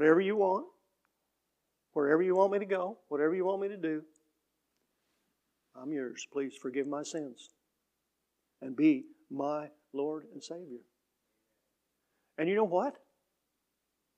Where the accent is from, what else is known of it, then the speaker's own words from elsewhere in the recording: Mill Shoals, Illinois, United States; I grew up in the Baptist Church in Mill Shoals.